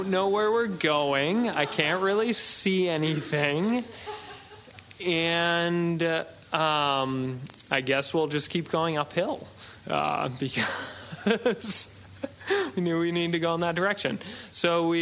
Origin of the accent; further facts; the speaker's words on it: New England, United States; we grew up in New England